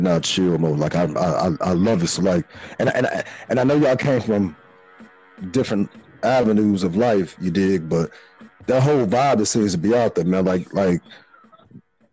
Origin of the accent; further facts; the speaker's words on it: Chicago, Illinois, United States; Growing up in Chicago